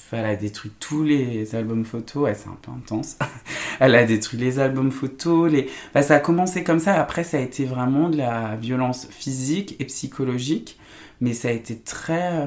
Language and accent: French; Saint-Étienne, Auvergne-Rhône-Alpes, France; moved away as an adult; Saint-Étienne, ouais, je, j'ai, grandi toute mon enfance là-bas jusqu'à mes 18-19 ans